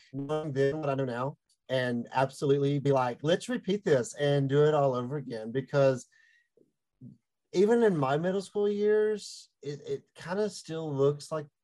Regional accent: Meadow, Texas, United States; I am from a very small town called Meta, Texas

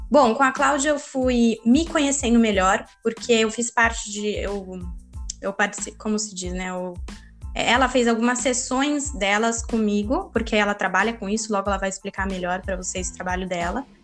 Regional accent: Itu, São Paulo, Brazil; eu tenho 26 anos. Eu nasci em São Paulo, mas eu cresci no interior de Itu, e me mudei para São Paulo para fazer faculdade de arquitetura

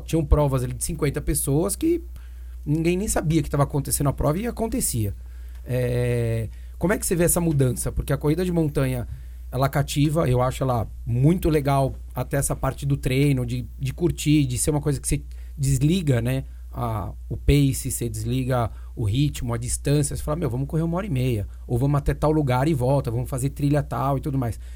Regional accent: Brazil; somos do Brasil

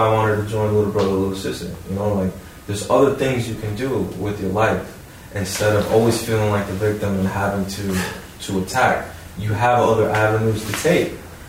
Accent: Hackensack, New Jersey, United States; But we're from Hackensack, yeah.

